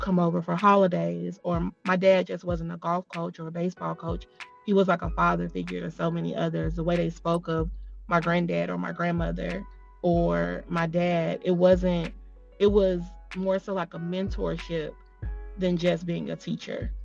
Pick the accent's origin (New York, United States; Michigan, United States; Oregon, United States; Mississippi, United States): Mississippi, United States; Jackson; accent: country; moved away as an adult; also born or lived in Chicago, Illinois / Florida; I'm originally from Jackson, Mississippi